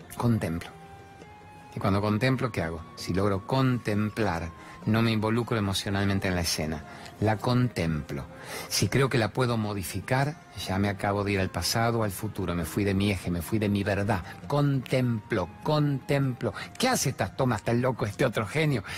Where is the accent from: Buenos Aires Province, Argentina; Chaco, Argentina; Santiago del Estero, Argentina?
Buenos Aires Province, Argentina; La Plata; de mi infancia en La Plata